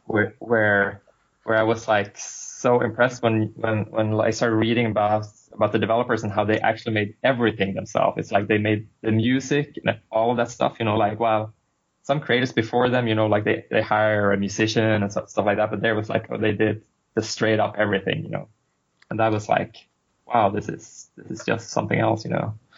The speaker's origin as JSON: {"language": "English", "country": "Sweden", "moved": "yes", "lives_now": "Boston, United States", "said": "I'm from Sweden originally, currently right. living in Boston, Boston for a while"}